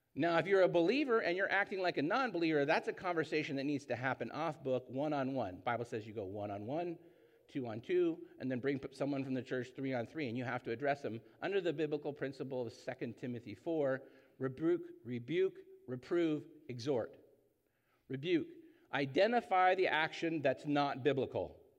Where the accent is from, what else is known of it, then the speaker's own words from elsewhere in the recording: Orange County, California, United States; I grew up in Orange County